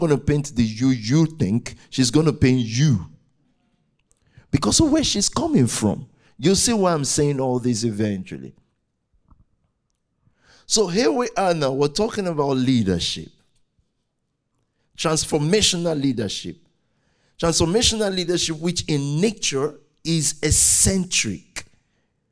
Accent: Nigeria; I'm very Nigerian. I'm in green, white, green

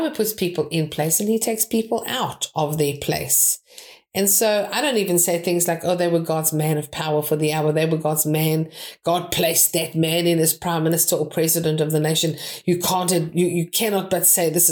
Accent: South Africa; now in United Kingdom; I am a South African, but my ancestry is British

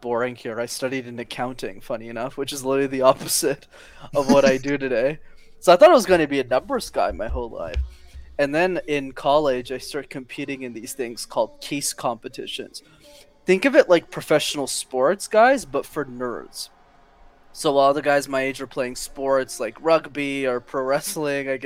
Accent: Canada; we're Canadian

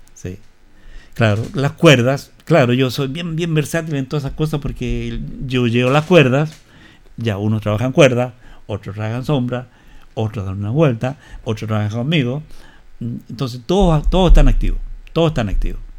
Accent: Maipú, Santiago Metropolitan Region, Chile; Yo soy eh, de Maipú. La comuna de Maipú. La comuna de Maipú, en Santiago

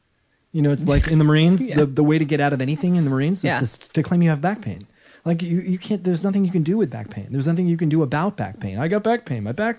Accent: Baltimore, Maryland, United States; moved away; I'm from Baltimore.

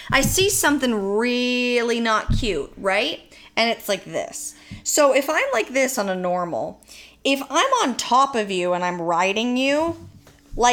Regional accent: Santa Clarita, California, United States; We grew up in Santa Clarita

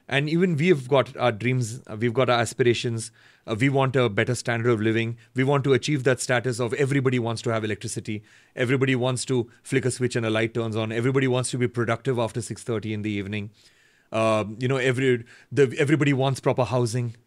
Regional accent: Bangalore, Karnataka, India; growing up in Bangalore, making independent music

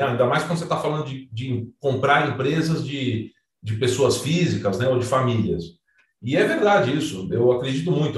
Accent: São Paulo, Brazil; eu sou paulistano, é, neto de, de, italianos, filho nascido na Moca, né? Italiano e Moca combinam bastante. Uhum. Passei minha infância no, no Juventus, nadando

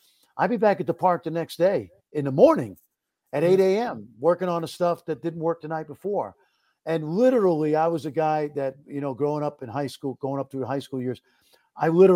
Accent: New York City, New York, United States; moved away as an adult; now in Dallas, United States; I grew up in Brooklyn, New York

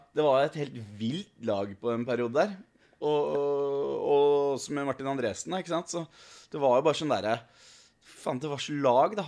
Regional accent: Snarøya, Akershus, Norway; moved away as an adult; Jeg er jo fra Snarra

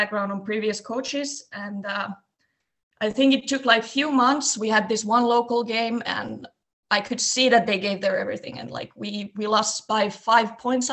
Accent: near Lappeenranta, Eastern Finland, Finland; I'm originally from Eastern Finland and a small town close to Lappeenranta. And when we were growing up, we did a lot of different sports

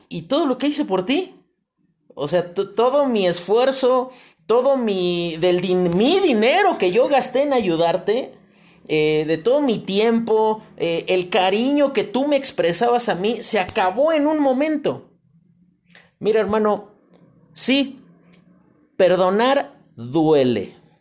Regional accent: Mexico; como mexicanos

